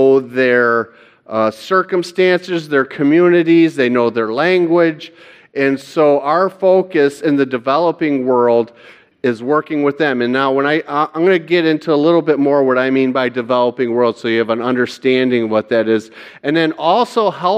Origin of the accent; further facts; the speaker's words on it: Hudsonville, Michigan, United States; also born or lived in Kalamazoo, Michigan; I'm from Hudsonville, Michigan, and I'm a member of Cornerstone United Reformed Church there.